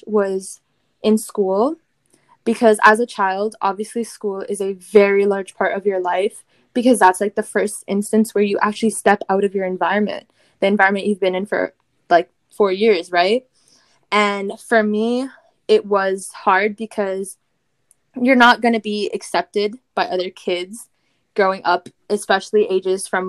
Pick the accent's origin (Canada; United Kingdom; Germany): Canada; Windsor, Ontario; I am Canadian. I did grow up in Canada, but my roots originate from Punjab